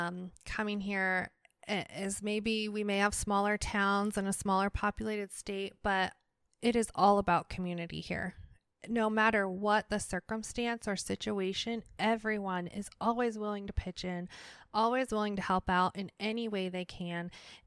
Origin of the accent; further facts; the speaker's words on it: Ohio, United States; also born or lived in Wyoming; I'm from Ohio and now Wyoming. So Ohio's a farming state and Wyoming's a ranching state.